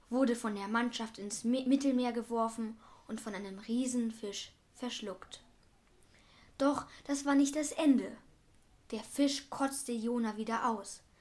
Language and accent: German; Berlin, Germany; Machten sie das, was ich als Berliner machen würde, nämlich einfach an dem Spinner mit den Algen in den Haaren vorbeigehen und weiter an meinem Kaffee nippen